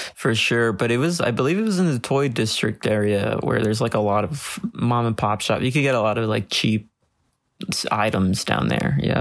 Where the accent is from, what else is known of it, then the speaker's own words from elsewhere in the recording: Los Angeles, California, United States; I'm born and raised in Los Angeles.